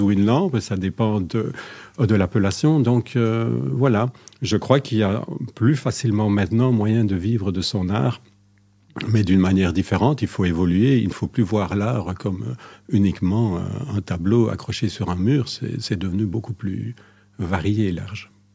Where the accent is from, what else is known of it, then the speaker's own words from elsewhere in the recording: Belgium; Je suis de Belgique